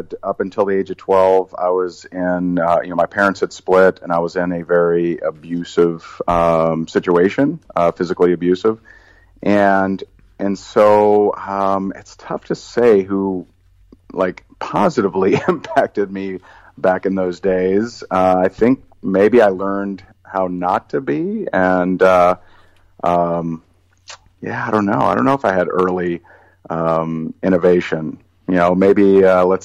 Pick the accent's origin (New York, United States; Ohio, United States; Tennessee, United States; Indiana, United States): Indiana, United States; I grew up in Indiana